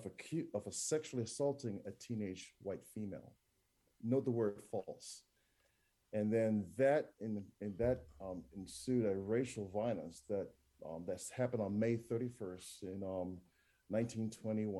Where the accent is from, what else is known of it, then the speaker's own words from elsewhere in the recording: New Jersey, United States; moved away as an adult; also born or lived in West Indies / Jamaica; now in Tulsa, United States; I was raised in New Jersey